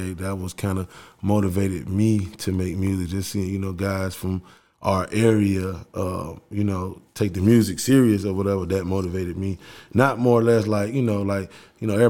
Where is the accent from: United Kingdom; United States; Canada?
United States; East Chicago, Indiana; I'm from East Chicago, Indiana, so that's where it all started at for me